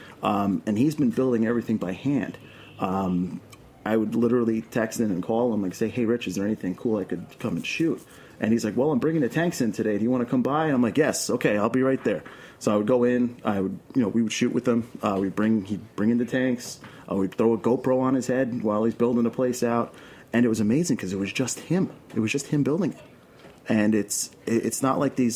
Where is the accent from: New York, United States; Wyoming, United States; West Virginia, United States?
New York, United States; New York City; accent: Brooklyn; I'm born and raised in Queens